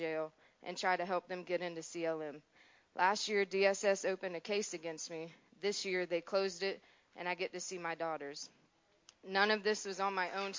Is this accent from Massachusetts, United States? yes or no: no; Adams Run, South Carolina, United States; I'm 24 years old. I'm from Adams Run, South Carolina.